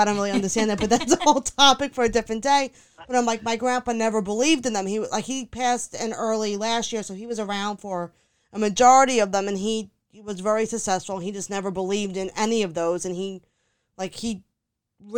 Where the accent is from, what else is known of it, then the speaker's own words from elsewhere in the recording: New York, United States; we're from New York